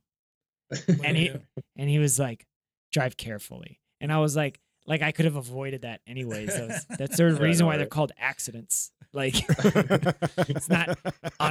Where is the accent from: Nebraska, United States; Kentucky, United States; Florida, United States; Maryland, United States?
Florida, United States; born or raised there; moved away; also born or lived in Colombia / Miami, Florida / North Carolina / Toledo, Ohio